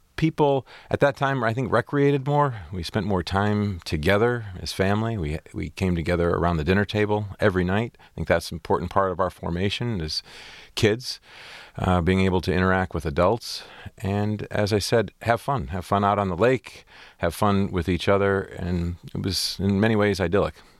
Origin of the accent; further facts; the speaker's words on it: Port Huron, Michigan, United States; I had a great, great growing up on Lake Huron. It's a beautiful, small community